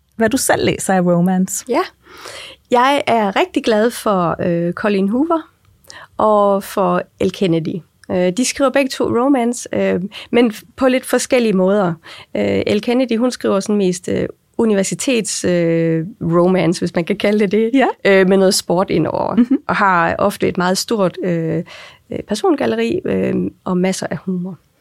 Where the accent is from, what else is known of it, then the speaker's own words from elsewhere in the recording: Aarhus, Central Denmark Region, Denmark; Jeg er jo øh, født og opvokset i og omkring Aarhus. Det får jeg også tit at vide, at man godt kan høre